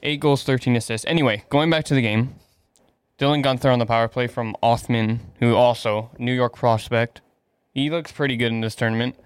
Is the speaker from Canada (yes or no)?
yes; Canada; I'm Canadian